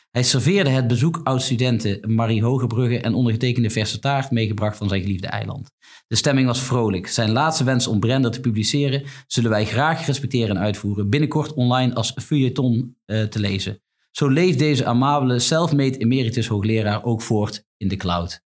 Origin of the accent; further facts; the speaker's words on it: Tilburg, North Brabant, Netherlands; Ik ben een echte Tilburger.